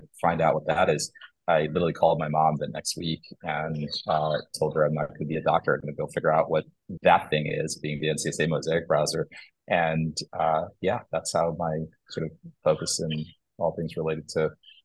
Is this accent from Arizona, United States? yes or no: no; Long Island, New York, United States; also born or lived in Kerala, India / Poughkeepsie, New York; ended up settling on Long Island, which is where I pretty much grew up